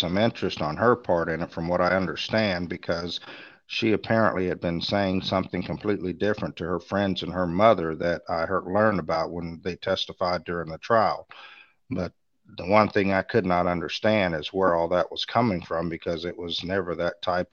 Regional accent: Orlando, Florida, United States; that was my hometown

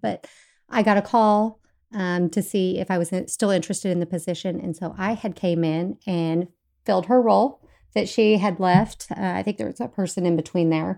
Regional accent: Bergen, Kansas, United States; moved away as an adult; also born or lived in Fort Hays State University, Kansas; now in Tomball, United States; I am originally from Kansas, so I'm not native to Texas. Um, I grew up in a really small town, um, in Bergen, Kansas.

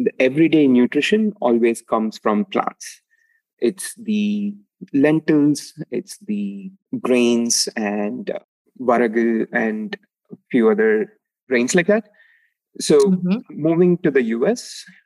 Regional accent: Palani, Tamil Nadu, India; moved away; I grew up in a small town called Palani in Tamil Nadu, which is south of India

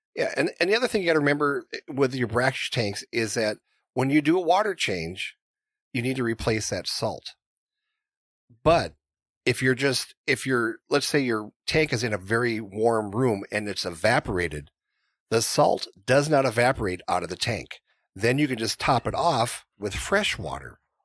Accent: North Dakota, United States; I grew up in North Dakota

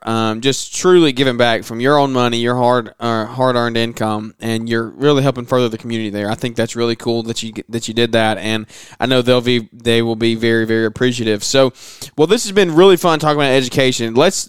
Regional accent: the South, United States; because I'm from the South, so it never comes to mind.

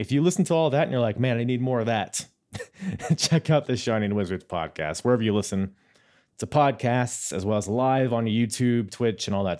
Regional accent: New Zealand; accent: New Zealand; It's my New Zealand accent.

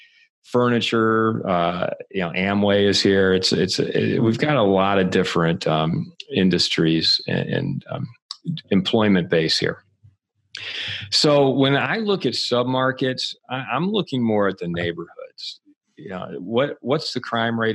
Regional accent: Michigan, United States; moved away; also born or lived in Santa Monica, California / Los Angeles; I'm from Michigan originally

